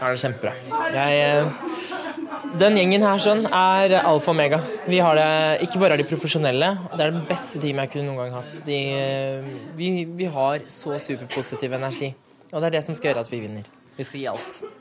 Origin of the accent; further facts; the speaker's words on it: Norway; Norge er jo hjemlandet mitt